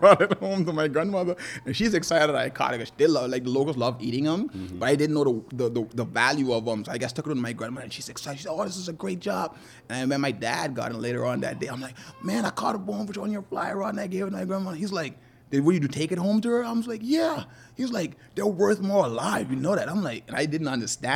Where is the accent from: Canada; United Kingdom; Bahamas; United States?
Bahamas; South Andros; growing up in South Andres